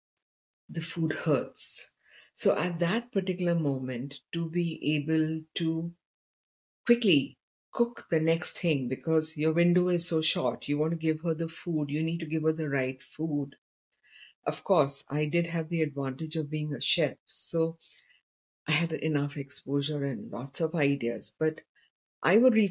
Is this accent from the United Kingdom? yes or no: no; India; I come from India